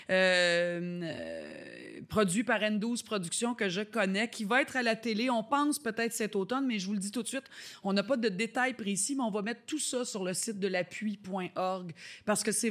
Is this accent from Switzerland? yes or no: no; Haiti; Et je suis haïtienne. Et nous, chez nous, on ne demande pas de l'aide.